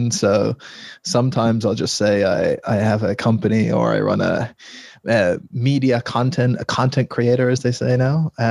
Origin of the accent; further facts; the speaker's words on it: Ireland; So uh, I am Irish, living in Ireland.